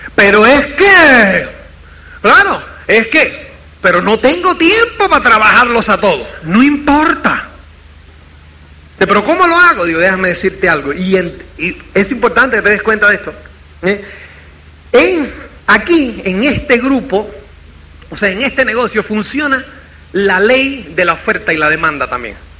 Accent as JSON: {"language": "Spanish", "country": "Cuba", "also_born_or_lived": "Spain", "moved": "as an adult", "said": "uno, como es cubano"}